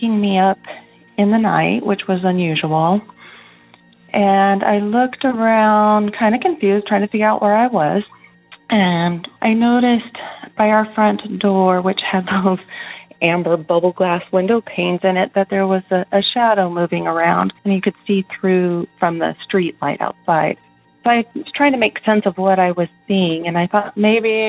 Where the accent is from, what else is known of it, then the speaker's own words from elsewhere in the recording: Oregon, United States; I'm from Oregon.